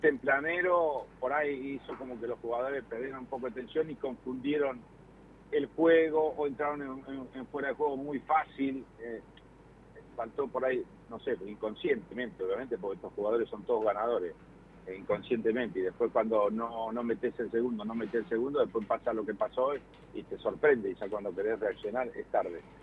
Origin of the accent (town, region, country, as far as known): Argentina